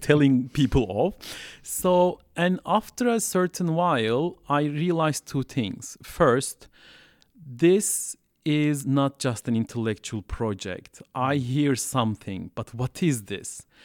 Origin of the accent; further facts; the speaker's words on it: Istanbul, Turkey; English is a second language; moved away as an adult; also born or lived in Southeast Turkey; now in Montreal, Canada; I grew up in Turkey. So I'm originally from Turkey. I grew up in Istanbul